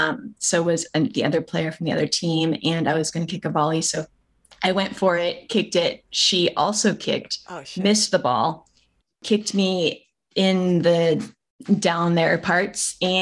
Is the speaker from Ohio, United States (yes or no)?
no; East Bay, California, United States; I was born and raised in the East Bay.